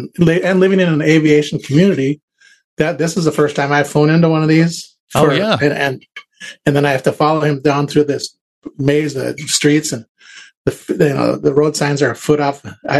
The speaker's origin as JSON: {"language": "English", "town": "Duluth", "region": "Minnesota", "country": "United States", "also_born_or_lived": "Merritt Island, Florida", "said": "I'm from Duluth, Minnesota."}